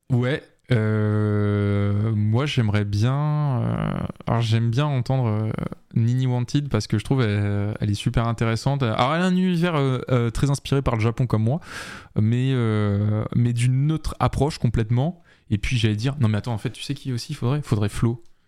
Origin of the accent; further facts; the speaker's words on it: France; nous en tant que Français